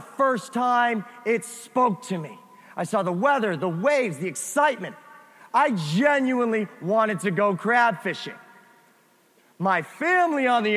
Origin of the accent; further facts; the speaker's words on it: near Springfield, Massachusetts, United States; moved away; I grew up next to Springfield, Massachusetts